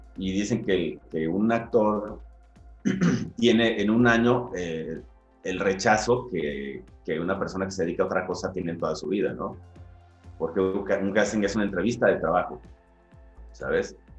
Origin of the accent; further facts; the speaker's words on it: Guadalajara, Jalisco, Mexico; moved away as an adult; also born or lived in Ensenada, Baja California; now in Mexico City, Mexico; me formé en, Guadalajara